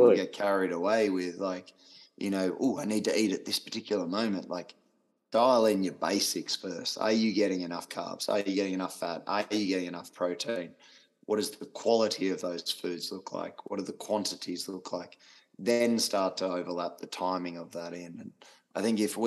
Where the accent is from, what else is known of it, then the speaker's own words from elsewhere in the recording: Australia; being Australian, I am very blunt